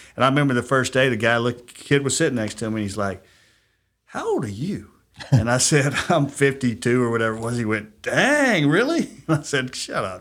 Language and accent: English; Huntsville, Alabama, United States; also born or lived in California; I grew up in Huntsville, went to Grissom High School